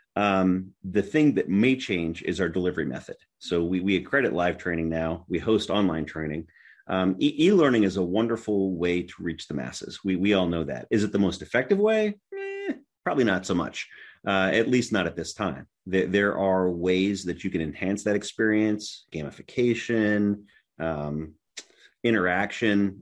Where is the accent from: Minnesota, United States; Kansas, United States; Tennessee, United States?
Tennessee, United States; my home state is Tennessee